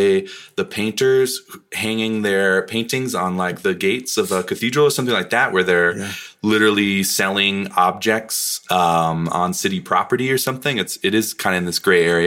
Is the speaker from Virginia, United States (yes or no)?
no; Vermont, United States; moved away as an adult; now in New Orleans, United States; I grew up in Vermont